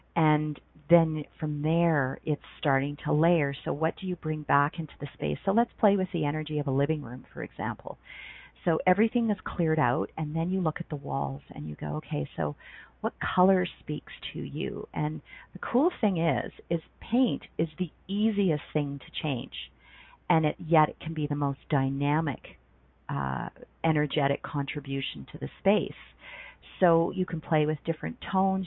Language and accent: English; Ontario, Canada; moved away as an adult; also born or lived in Banff, Alberta; now in Calgary, Canada; I grew up in Ontario and I moved west when I was 19 and lived in Banff, Alberta for six and a half years